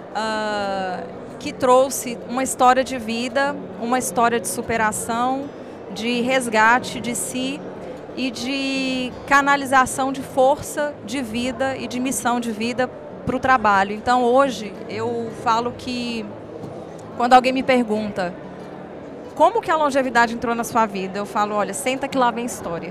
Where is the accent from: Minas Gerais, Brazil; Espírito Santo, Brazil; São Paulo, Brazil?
Minas Gerais, Brazil; Montes Claros; now in Belo Horizonte, Brazil; eu sou de Montes Claros. Moro em BH hoje, mas nasci em Montes Claros, Minas Gerais, norte de Minas